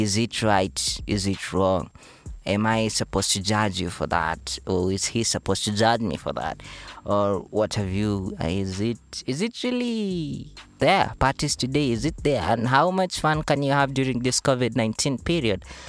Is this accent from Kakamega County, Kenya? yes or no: yes; Mumias, Kakamega County, Kenya; I was born in Western Kakamega County, Mumias Town in particular, where the sugar factory unfortunately collapsed.